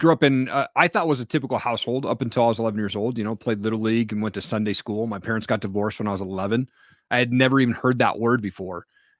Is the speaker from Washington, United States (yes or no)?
yes; Washington, United States; also born or lived in Stevensville, Montana; I grew up in Eastern Washington is where that was from. So I moved up to Stevensville, Washington or Montana, population 1200 people.